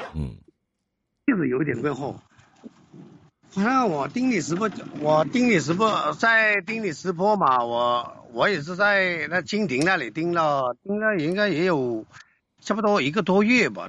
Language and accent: Chinese; Guangdong, China; accent: southern; non-standard Mandarin of Guangdong people; 我，就是广东人嘛，就是广东人，这边说的普通话不是很标准